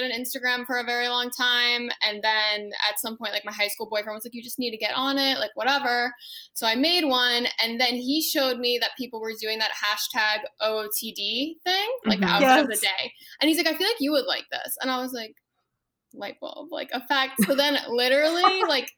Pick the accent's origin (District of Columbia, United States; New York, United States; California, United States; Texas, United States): District of Columbia, United States; Washington; moved away as an adult; now in Los Angeles, United States; I'm originally from the Washington, D.C. area